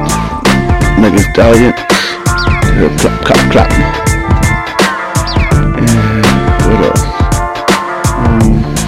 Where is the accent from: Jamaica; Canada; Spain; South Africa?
Canada; I'm from Canada